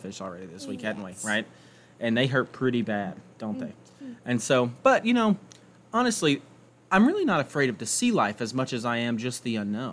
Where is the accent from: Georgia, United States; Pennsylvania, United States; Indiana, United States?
Georgia, United States; I've grown up in Georgia my entire life. I've lived and grown up there my whole life.